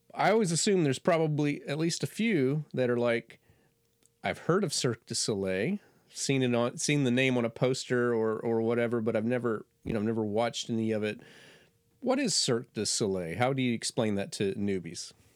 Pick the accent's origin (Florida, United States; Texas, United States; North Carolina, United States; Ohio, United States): Florida, United States; moved away; I'm from Florida